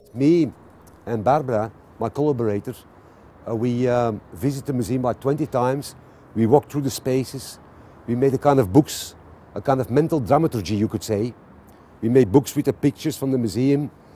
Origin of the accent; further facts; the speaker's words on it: Antwerp, Flanders, Belgium; I'm from Antwerp. I, I was born next to the Rubens house. I grew up at Bruegel.